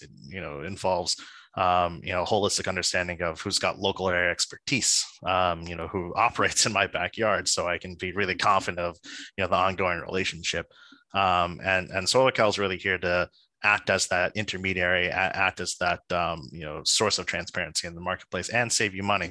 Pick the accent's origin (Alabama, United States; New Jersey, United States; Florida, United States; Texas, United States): New Jersey, United States; I'm a boy from New Jersey